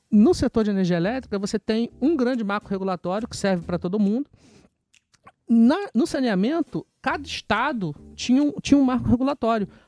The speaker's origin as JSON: {"language": "Portuguese", "town": "Niterói", "region": "Rio de Janeiro", "country": "Brazil", "said": "Eu sou de Niterói."}